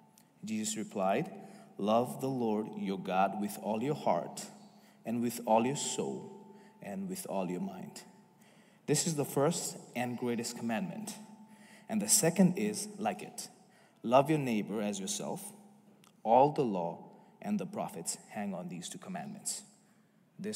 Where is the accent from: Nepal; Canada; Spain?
Nepal; moved away as an adult; now in United States; I come from Nepal. Came to the United States 2 years ago as a student. Graduated last May.